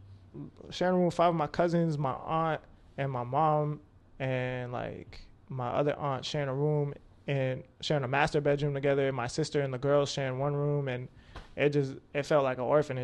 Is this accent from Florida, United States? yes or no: yes; Pine Hills, Florida, United States; So I lived a couple places. I lived in, like, Pine Hills, Florida.